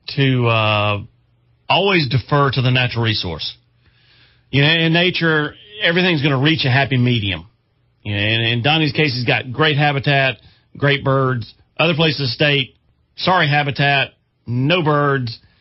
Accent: Chester County, South Carolina, United States; I grew up hunting in Chester County

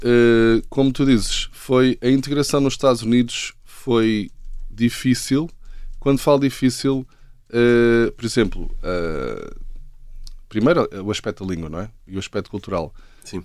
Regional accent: Carcavelos, Lisbon, Portugal; moved away; also born or lived in United States / Pittsburgh / London / Australia; sou de Carcavelos

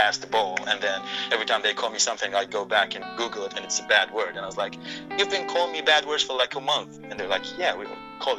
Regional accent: Iraq; English is a second language; moved away as an adult; now in Texas, United States; I'm from Iraq

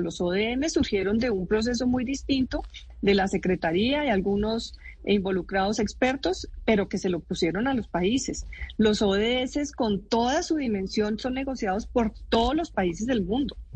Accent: Colombia; soy orgullosa como colombiana de que hayan surgido en Colombia

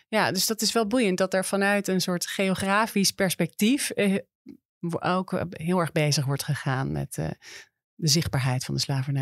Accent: Amsterdam, North Holland, Netherlands; dat we eigenlijk als Amsterdammers

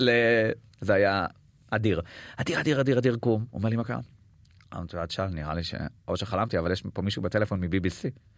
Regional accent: Israel; אני בא מישראל

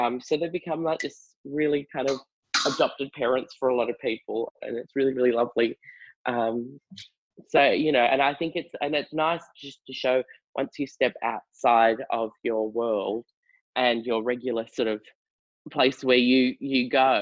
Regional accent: York, Western Australia, Australia; also born or lived in Perth; I grew up in Perth. In well, most of my childhood was in a country town called York.

